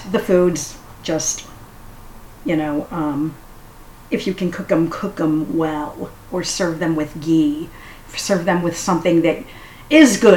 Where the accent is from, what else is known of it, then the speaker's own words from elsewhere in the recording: United States; I love ice in a drink. I'm very American that way.